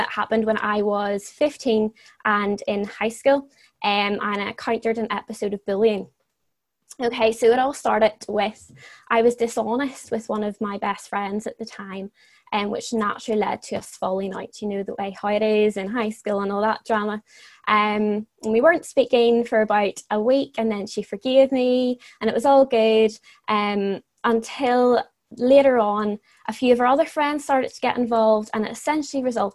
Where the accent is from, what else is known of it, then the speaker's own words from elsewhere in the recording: Northern Ireland, United Kingdom; moved away as an adult; also born or lived in Dublin, Ireland; I'm from Northern Ireland, but I would usually be living in Dublin for university